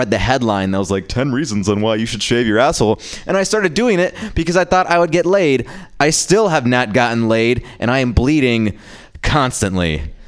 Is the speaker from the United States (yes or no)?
no; India; And as an Indian man, it's tough because we are squarely in the middle of black people and white people.